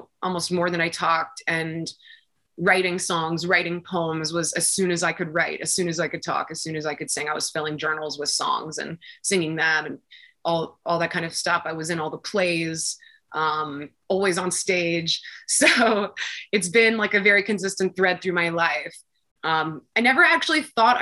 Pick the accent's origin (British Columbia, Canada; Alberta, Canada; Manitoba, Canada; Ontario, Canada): Ontario, Canada; Toronto; I am born and raised in Toronto